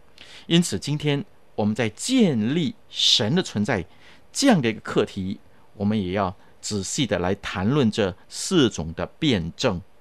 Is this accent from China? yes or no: yes; China; 我们中国人也有一句话说：“举头三尺有神明”，对不对？